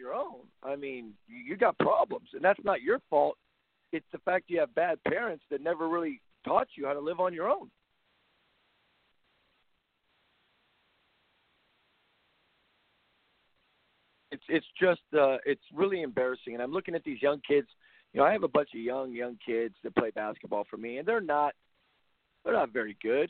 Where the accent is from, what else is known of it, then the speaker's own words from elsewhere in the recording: Compton, California, United States; I grew up in the Compton area